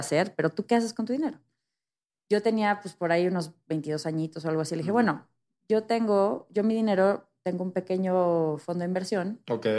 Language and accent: Spanish; Mexico